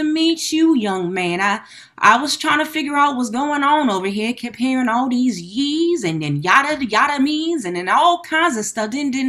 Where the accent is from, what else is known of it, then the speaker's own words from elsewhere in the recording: the South, United States; now in Sacramento, United States; I'm from the South.